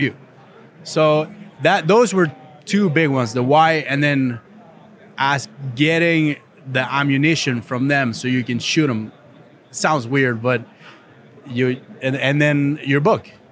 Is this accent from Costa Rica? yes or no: yes; Costa Rica; moved away; I was born in Costa Rica, poor country